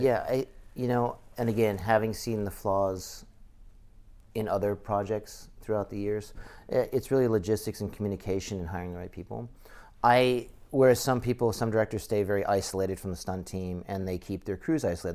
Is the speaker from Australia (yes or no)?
no; Massachusetts, United States; I grew up in Massachusetts